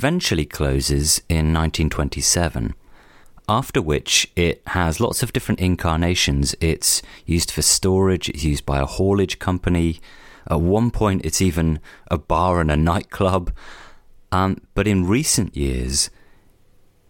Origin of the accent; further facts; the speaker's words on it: Cornwall, South West England, United Kingdom; Bodmin Jail is one of those places that I was always aware of growing up in Cornwall